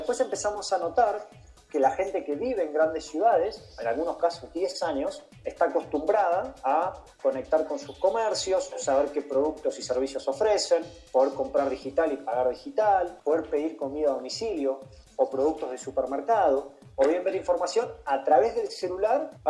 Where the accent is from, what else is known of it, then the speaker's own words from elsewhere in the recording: Argentina; nosotros somos oriundos de una pequeña ciudad argentina, una ciudad de 100.000 habitante